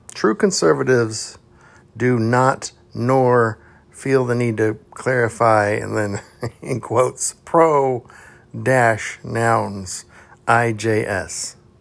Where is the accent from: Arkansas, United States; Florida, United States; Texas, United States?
Texas, United States; Houston; I grew up in Texas, like south uh, west Houston, Texas